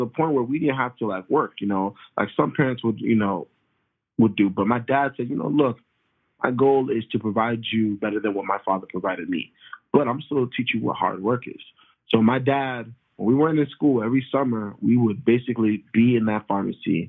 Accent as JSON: {"language": "English", "town": "Tampa", "region": "Florida", "country": "United States", "tie": "born or raised there", "also_born_or_lived": "Baltimore, Maryland / Boston / Orlando", "moved": "as an adult", "lives_now": "San Antonio, United States", "said": "I grew up in Tampa from like age 7, 8 to all the way to high school"}